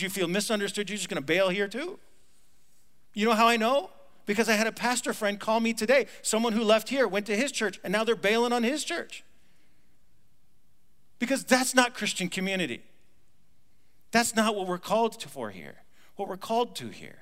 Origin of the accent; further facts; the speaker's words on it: United States; I'm an American